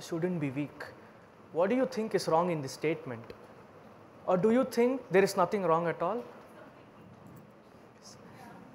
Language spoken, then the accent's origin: English; Bangalore, Karnataka, India; English is a second language; I'm from Bangalore, India